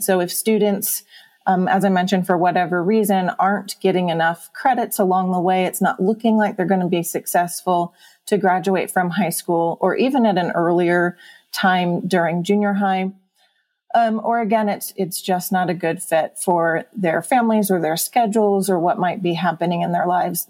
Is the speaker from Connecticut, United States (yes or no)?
no; Huntington Beach, California, United States; moved away as an adult; now in Mammoth Lakes, United States; I grew up in Southern California, in the Orange County area, in Huntington Beach